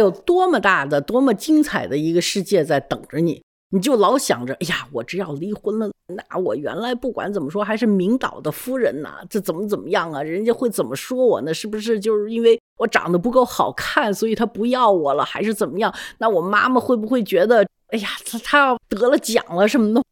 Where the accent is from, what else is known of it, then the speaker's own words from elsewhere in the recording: China; moved away; also born or lived in United States; 我在中国长大